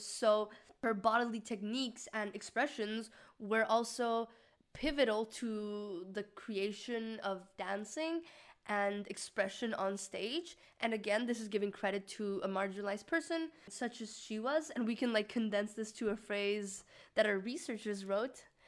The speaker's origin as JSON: {"language": "English", "country": "Mexico", "said": "I'm from Mexico"}